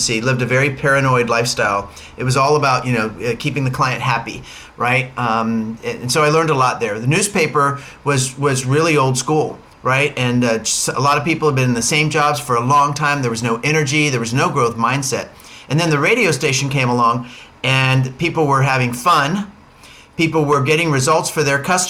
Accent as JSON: {"language": "English", "region": "Florida", "country": "United States", "tie": "born or raised there", "also_born_or_lived": "Atlanta", "moved": "as an adult", "said": "I was born and raised in Florida"}